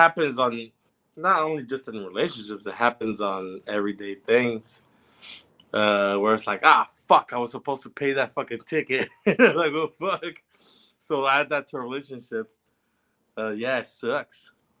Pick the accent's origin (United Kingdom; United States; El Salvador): El Salvador; Ilobasco, Cabañas; moved away; where we're from Ilowasco